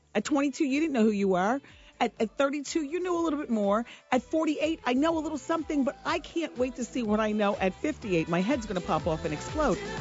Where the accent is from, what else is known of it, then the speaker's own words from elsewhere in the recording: Ocean Township, New Jersey, United States; I'm from New Jersey. I'm from Ocean Township, New Jersey. I grew up in a solid middle class background